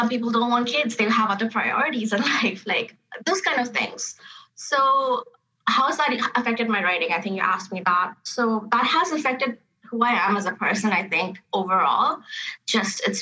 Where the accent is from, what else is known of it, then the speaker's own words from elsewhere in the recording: Canada; Like you have a hyphenated name, South Asian Canadians, but I had to really grapple with that hyphenation.